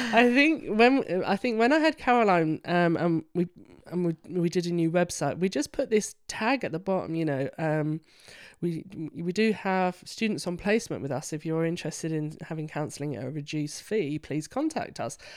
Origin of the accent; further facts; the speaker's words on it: London, United Kingdom; now in York, United Kingdom; I'm a Londoner